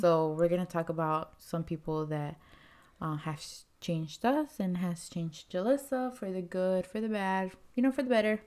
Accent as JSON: {"language": "English", "country": "Mexico", "tie": "born or raised there", "moved": "yes", "said": "I wasn't born here. I was born in Mexico"}